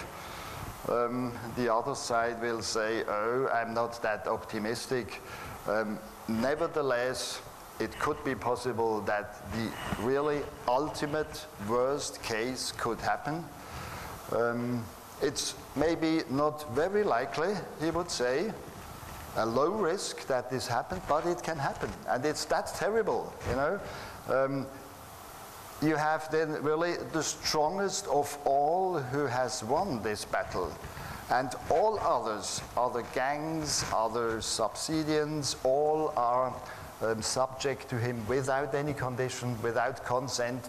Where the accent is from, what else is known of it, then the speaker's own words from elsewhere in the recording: Switzerland; I'm from Switzerland.